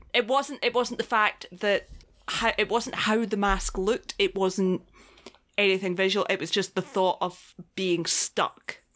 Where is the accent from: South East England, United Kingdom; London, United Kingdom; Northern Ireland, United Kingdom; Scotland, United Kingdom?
Scotland, United Kingdom; I come from Scotland